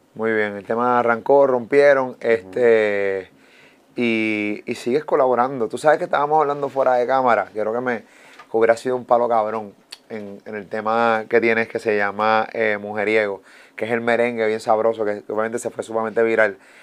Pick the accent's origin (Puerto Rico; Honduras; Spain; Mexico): Puerto Rico; yo soy puertorriqueño